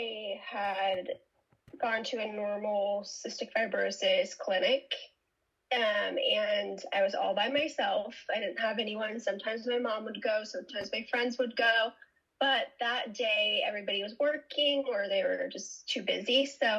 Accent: San Francisco Bay Area, California, United States; I'm from San Francisco Bay Area

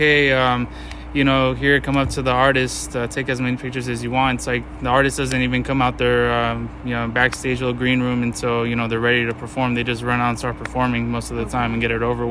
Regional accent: Fairfield Vallejo area, California, United States; moved away as an adult; now in Sacramento, United States; I'm from Fairfield Vallejo area

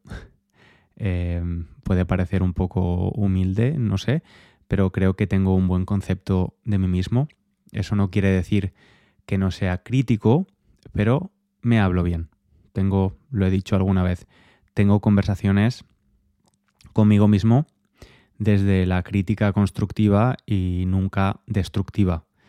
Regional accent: Spain; moved away as an adult; now in England, United Kingdom; Soy español

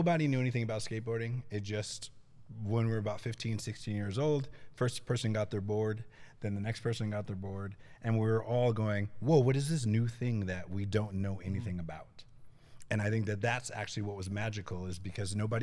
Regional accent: Boston, Massachusetts, United States; I'm originally from Massachusetts, and the skate scene that I grew up is in Boston

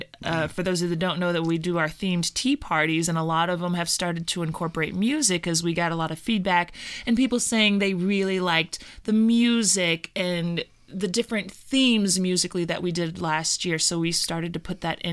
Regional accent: Louisville, Kentucky, United States; that is my hometown. I'm a Louisville, Kentucky gal, born and raised.

